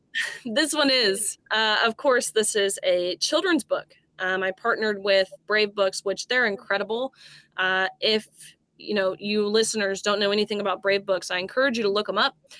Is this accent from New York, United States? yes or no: no; Tennessee, United States; I'm a Tennessean, I'm from Tennessee